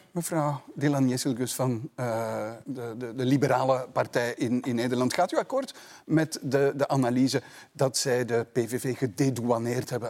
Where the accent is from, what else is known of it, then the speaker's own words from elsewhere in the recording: Flanders, Belgium; ook bij ons in Vlaanderen.